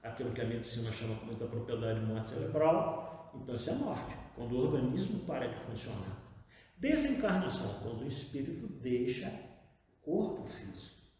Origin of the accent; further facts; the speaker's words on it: Paraíba do Sul, Rio de Janeiro, Brazil; moved away; Eu sou de Paraíba do Sul, então minha família toda basicamente está internada lá, enterrada lá por pai de mãe